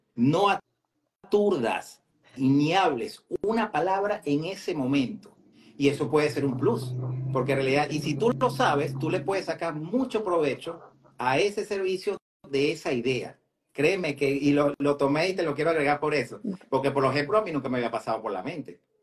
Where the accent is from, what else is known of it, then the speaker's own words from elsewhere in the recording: Venezuela; now in Metro Atlanta, United States; soy venezolano